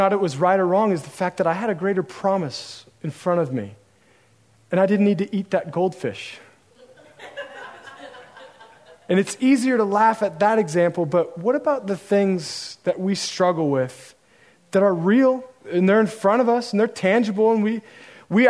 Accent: Oregon, United States; now in San Marcos, United States; I'm from Oregon

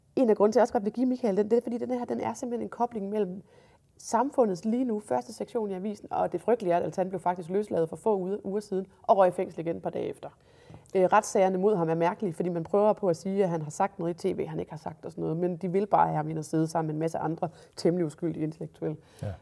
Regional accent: Jutland, Denmark; jeg er jo jyde

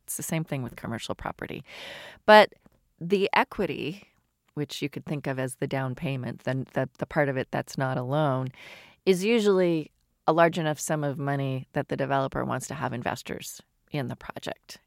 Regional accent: outside of Toronto, Ontario, Canada; moved away as an adult; also born or lived in London / Paris; now in Seattle, United States; I grew up in Canada outside of Toronto

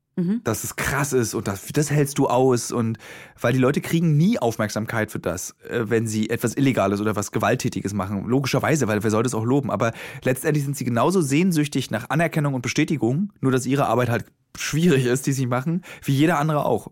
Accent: Berlin, Germany; born or raised there

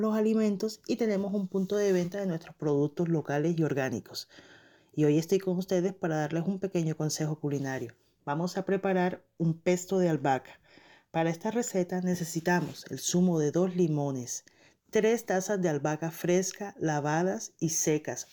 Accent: Barranquilla, Atlántico, Colombia; now in Montreal, Canada; soy una barranquillera radicada en Montreal, Canadá

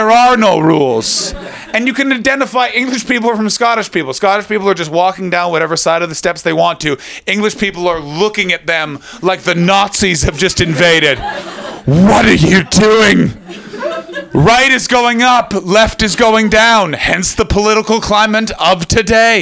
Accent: Canada; now in London, United Kingdom; I come from Canada

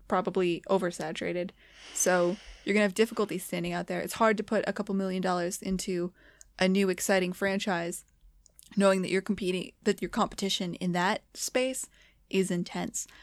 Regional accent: United States; As an American

